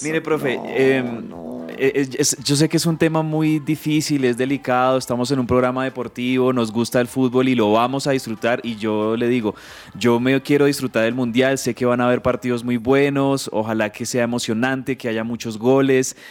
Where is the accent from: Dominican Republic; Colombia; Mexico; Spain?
Colombia; como espectador colombiano